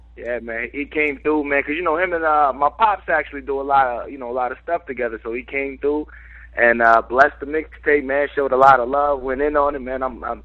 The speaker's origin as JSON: {"language": "English", "town": "New York City", "region": "New York", "country": "United States", "tie": "born or raised there", "moved": "yes", "lives_now": "North Carolina, United States", "said": "I'm from Harlem. You know what I'm saying? I'm born out there, raised out there a little bit. Now I moved to NC. Been out here for some years"}